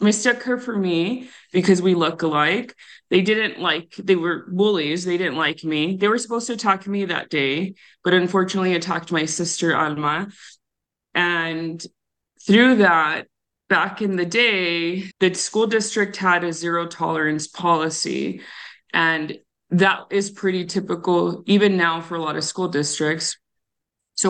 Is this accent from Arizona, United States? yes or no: yes; Tucson, Arizona, United States; I grew up on the south side of Tucson